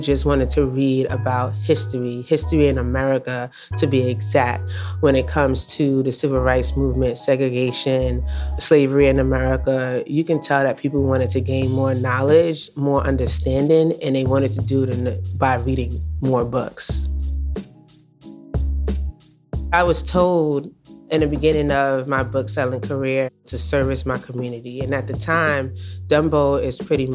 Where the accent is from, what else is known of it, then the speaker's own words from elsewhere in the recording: New York City, New York, United States; I felt as a youth just growing up in New York City